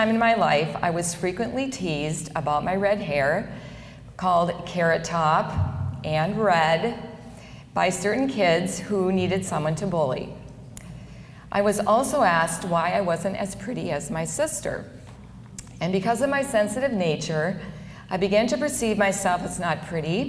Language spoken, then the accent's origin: English; Park River, North Dakota, United States; I grew up in Park River, a small farming community in the beautiful Red River Valley of North Dakota